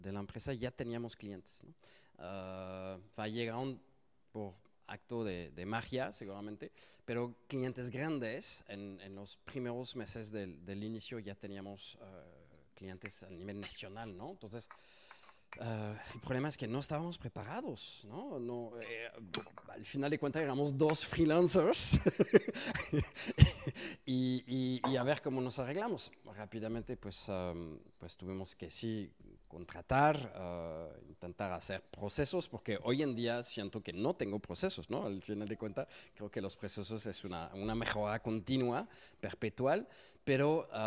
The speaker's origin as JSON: {"language": "Spanish", "country": "France", "second_language": "Spanish", "said": "soy francés, si no lo notaron por mi accentito, casi no se nota."}